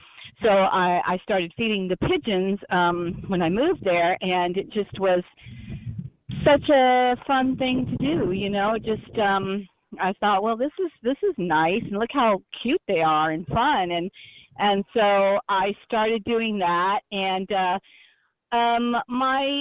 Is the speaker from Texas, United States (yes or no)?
yes; Texas, United States; moved away as an adult; now in New York City, United States; I didn't grow up in New York City or anything like that, but I've always loved animals growing up in Texas